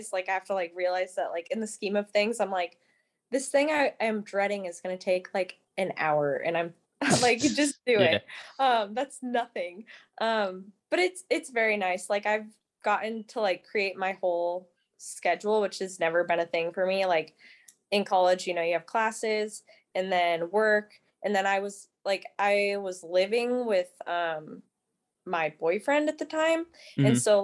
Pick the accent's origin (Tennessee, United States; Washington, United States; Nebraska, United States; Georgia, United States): Nebraska, United States; I'm from Nebraska